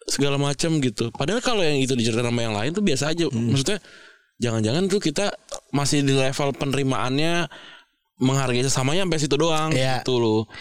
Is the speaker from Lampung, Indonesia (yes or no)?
no; West Java, Indonesia; Emang kalau emang kalau gue karena gue Sunda gue harus berhadapan sama keluarga eh, keluarga nyokap gue yang Betawi